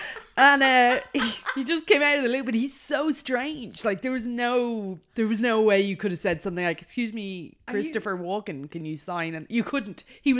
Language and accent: English; Australia; I'm just Australian